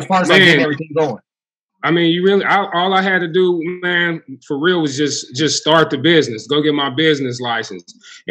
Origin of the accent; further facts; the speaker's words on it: Pittsburgh, Pennsylvania, United States; I'm from Pittsburgh too, so you know how I go.